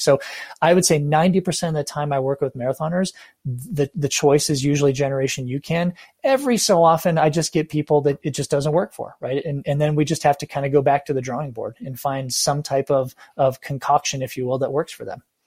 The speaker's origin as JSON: {"language": "English", "country": "United States", "said": "as an American, right, Caucasian or whatever"}